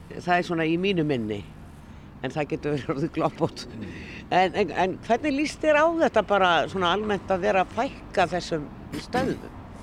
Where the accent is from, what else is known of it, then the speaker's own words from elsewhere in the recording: Reykjavík, Capital Region, Iceland; ég er nú uppalinn hérna upp á Hamel